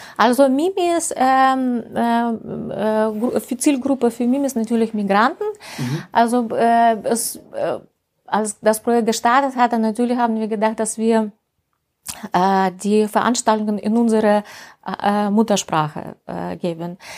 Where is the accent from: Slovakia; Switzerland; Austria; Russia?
Russia; deep provinces near the Urals; German is a second language; moved away as an adult; also born or lived in St. Petersburg, Russia / Estonia; now in Germany; ich komme aus Russland, aus dem tiefen Provinz in der Nähe von Ural.